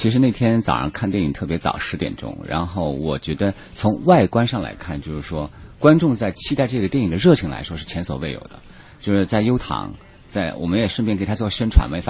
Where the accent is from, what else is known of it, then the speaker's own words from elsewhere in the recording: China; 你想要换成当年以前我们还没起步的时候，我觉得这种机会肯定落不到我们中国人手上。